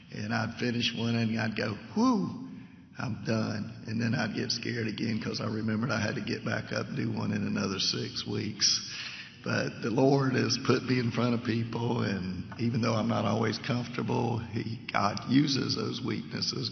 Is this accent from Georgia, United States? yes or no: yes; Savannah, Georgia, United States; moved away as an adult; now in Leesville, United States; I'm originally from Savannah, and uh, got lived there almost all my life until four years ago.